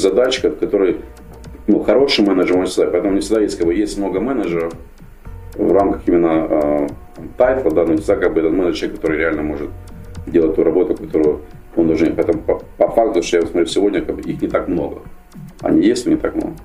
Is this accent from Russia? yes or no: no; Ukraine; moved away as an adult; also born or lived in Kharkiv, Ukraine / United States; я был выходец из Украины